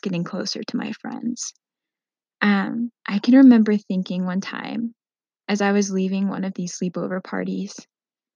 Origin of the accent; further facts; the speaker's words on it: Minnesota, United States; I grew up in Minnesota for most of my teenage and young adult years before I went to college.